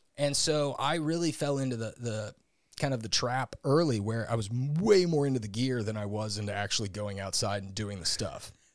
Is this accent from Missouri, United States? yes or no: yes; St. Louis, Missouri, United States; also born or lived in Indiana; I grew up in Saint Louis, Missouri, where I still currently live.